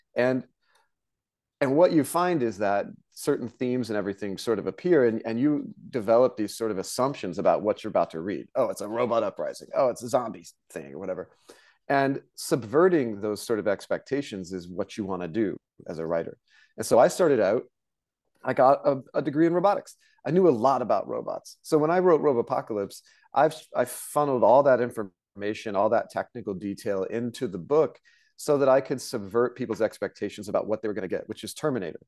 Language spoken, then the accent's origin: English; Tulsa, Oklahoma, United States; I grew up in Oklahoma in the Cherokee Nation